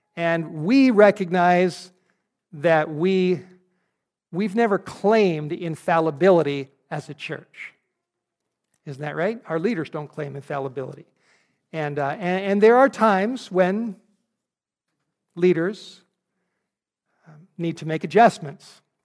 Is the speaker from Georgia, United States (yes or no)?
no; California, United States; California, my home state, where I grew up